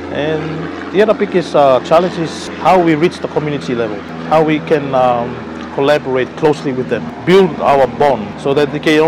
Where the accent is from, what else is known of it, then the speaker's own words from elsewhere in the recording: Tuvalu; I'm from Tuvalu